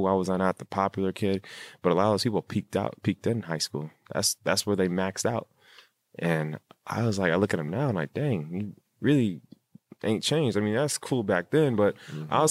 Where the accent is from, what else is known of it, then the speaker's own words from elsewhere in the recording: Rancho Cucamonga, California, United States; I grew up in Rancho Cucamonga in the suburbs